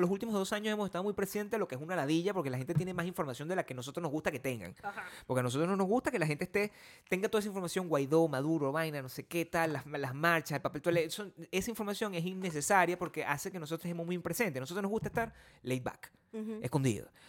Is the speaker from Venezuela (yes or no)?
yes; Venezuela; also born or lived in Los Angeles, United States; now in United States; eres de Venezuela